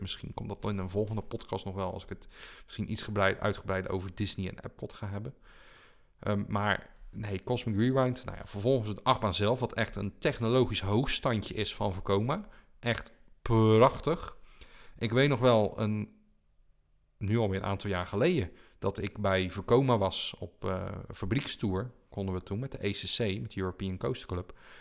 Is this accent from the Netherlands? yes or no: yes; Netherlands; we als Nederlanders